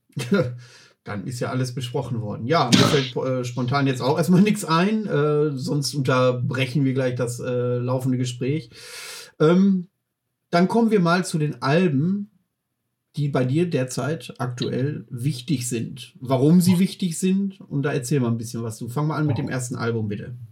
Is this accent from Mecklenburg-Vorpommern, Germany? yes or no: yes; Mecklenburg-Vorpommern, Germany; bei uns in Mecklenburg-Vorpommern